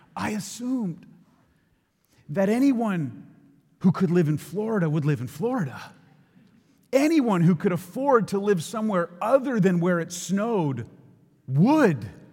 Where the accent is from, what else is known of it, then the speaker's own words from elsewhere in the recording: Ontario, Canada; we would drive south from Ontario